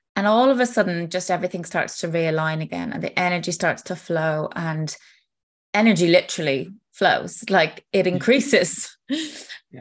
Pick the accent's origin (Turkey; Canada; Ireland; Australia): Ireland; now in United Kingdom; I am Irish living in the UK